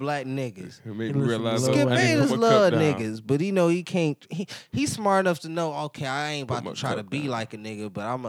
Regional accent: Cleveland, Ohio, United States; I'm from Cleveland, like we from Cleveland, right? We really from here

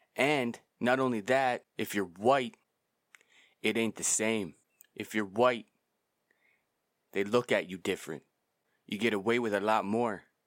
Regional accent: Canada; I'm from Canada and I'm Canadian

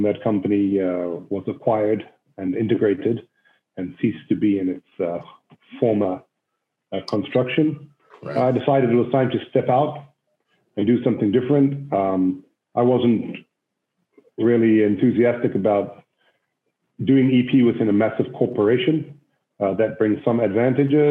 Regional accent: Cape Town, Western Cape, South Africa; moved away as an adult; also born or lived in Israel; I grew up in South Africa, in Cape Town, South Africa

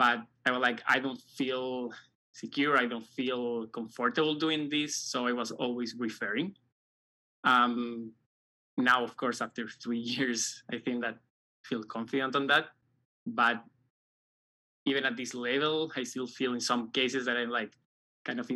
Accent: Santiago, Santiago Metropolitan Region, Chile; moved away as an adult; now in United States; I'm from Chile, specifically from Santiago, the capital

